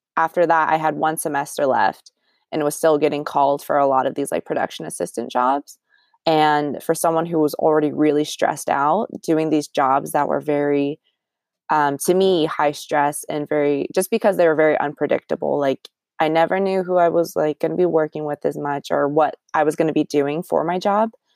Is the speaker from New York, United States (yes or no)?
no; Orangevale, California, United States; born and raised in the Sac area. Technically, not from Sacramento. I'm from Orangevale, which is a small city, but in Sacramento County